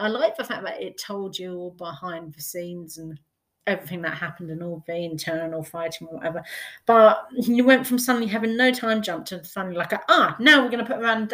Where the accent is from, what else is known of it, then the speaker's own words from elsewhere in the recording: United Kingdom; As a British person